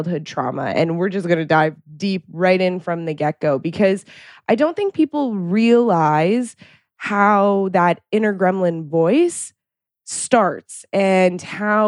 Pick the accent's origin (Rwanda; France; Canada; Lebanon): Canada; moved away as an adult; also born or lived in Boston; growing up in Canada and on the East Coast of Canada or in Ontario, and then now moving out to the West Coast